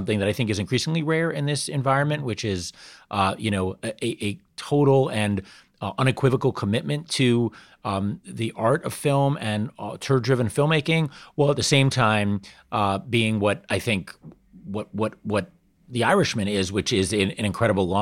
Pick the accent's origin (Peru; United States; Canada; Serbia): United States; New York; I grew up in New York